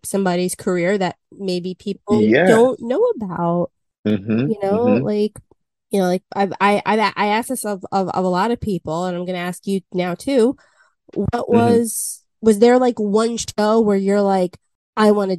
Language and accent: English; New York, United States; I've grown up here